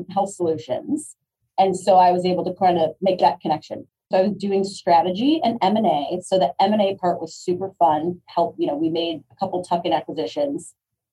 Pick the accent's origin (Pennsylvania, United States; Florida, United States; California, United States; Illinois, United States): Illinois, United States; Chicago; I grew up in Chicago. I went to school at the University of Illinois. I got my first job back downtown Chicago, very Midwest centric